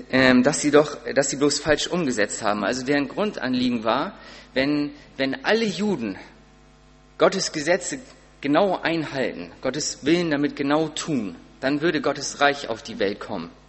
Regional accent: Sparrieshoop, Schleswig-Holstein, Germany; ich komme aus Sparishoop und musste dann auch immer irgendwie ein Auto kriegen von meinen Eltern.

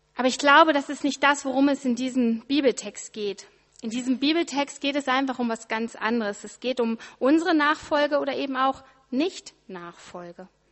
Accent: Ritterhude, Lower Saxony, Germany; moved away; meinem Heimat-E C in Ritterhude

